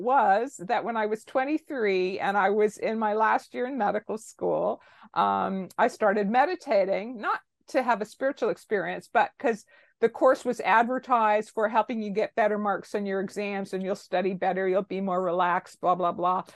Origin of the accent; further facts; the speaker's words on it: Toronto, Ontario, Canada; I am, uh, born and raised in Toronto, Canada